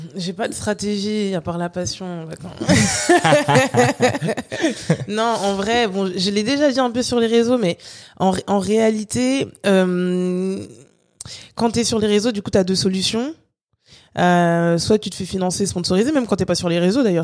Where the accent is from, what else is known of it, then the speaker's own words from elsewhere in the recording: France; also born or lived in Guadeloupe; vu que j'ai grandi en France, je suis guadeloupéenne, j'ai grandi en France